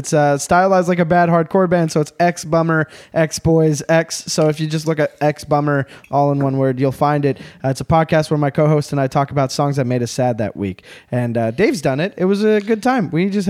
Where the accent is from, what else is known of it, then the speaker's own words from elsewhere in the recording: Canada; I'm a Canadian comic